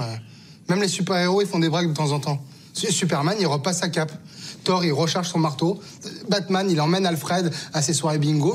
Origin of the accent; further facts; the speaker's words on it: France; first language Portuguese; French is a second language; also born or lived in Portugal; nous on a quitté le Portugal, j'avais trois ans, moi je parlais pas français, je, je suis né en France, mais mes premiers mots c'était en portugais